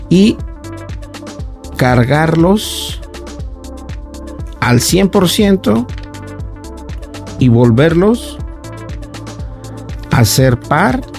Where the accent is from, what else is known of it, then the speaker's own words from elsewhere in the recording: Mexico; Yo soy de acá de México